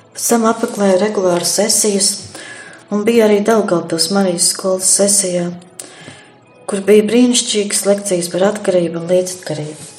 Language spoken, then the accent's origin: Latvian; Sigulda Municipality, Latvia; now in Jaunaglona, Latvia; esmu no Siguldas novada Alušu pagasta